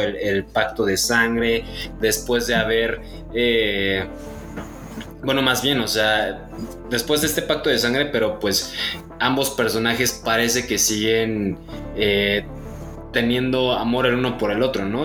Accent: Mexico; como mexicanos

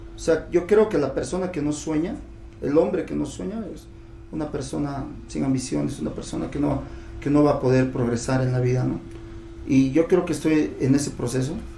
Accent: La Paz, Bolivia; somos paseños, somos de Bolivia

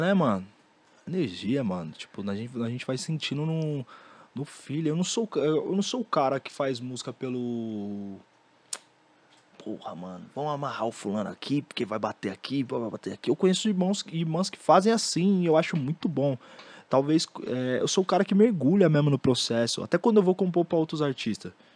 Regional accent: Brazil; Eu, sendo brasileiro

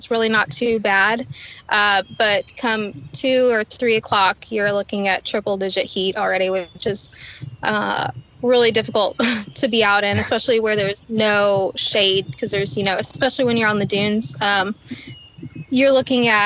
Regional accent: Rockport, Texas, United States; I grew up in Rockport, Texas

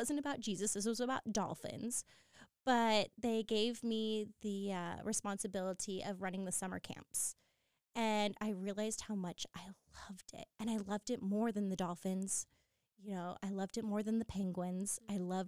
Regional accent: San Diego, California, United States; I'm San Diego born and bred. I grew up in Point Loma

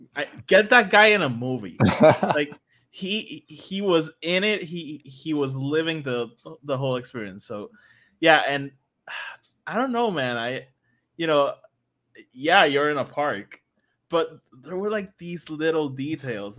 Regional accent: Guaynabo, Puerto Rico; I'm from Guanao

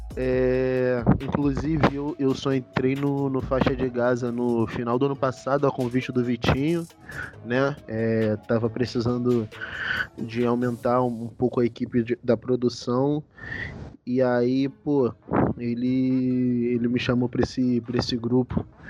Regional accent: São João de Meriti, Rio de Janeiro, Brazil; moved away as an adult; also born or lived in Niterói; Nascido e criado na cidade de São João de Meriti, na Baixada Fluminense.

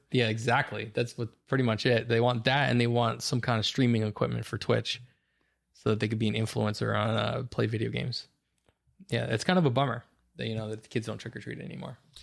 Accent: Bound Brook, New Jersey, United States; I grew up in Bound Brook, and the neighborhood in Bound Brook, just one street off of Main Street, it's all just residential.

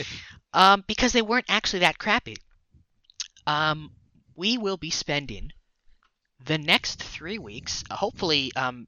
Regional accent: Canada; we are Canadian.

